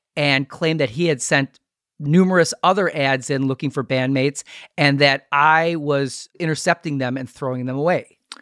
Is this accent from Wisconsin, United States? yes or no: yes; Milwaukee, Wisconsin, United States; We're from Milwaukee.